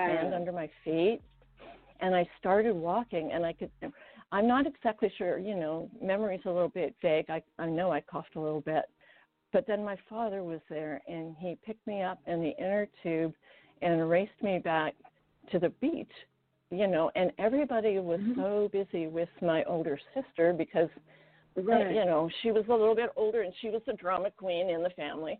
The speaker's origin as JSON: {"language": "English", "town": "Victoria", "region": "British Columbia", "country": "Canada", "tie": "born or raised there", "also_born_or_lived": "Washington, United States", "first_language": "Estonian", "second_language": "English", "moved": "as an adult", "lives_now": "United States", "said": "when I was 4 years old, we had already moved to the west coast of Canada. I grew up in Victoria"}